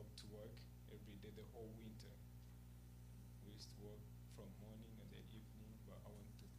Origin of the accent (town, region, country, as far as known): Uganda; born or raised there; first language Luganda; English is a second language; moved away